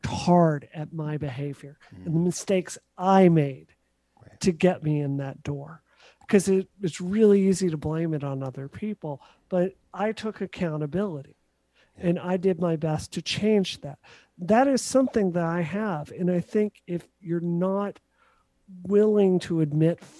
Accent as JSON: {"language": "English", "region": "Mississippi", "country": "United States", "tie": "born or raised there", "moved": "yes", "said": "I grew up in Mississippi."}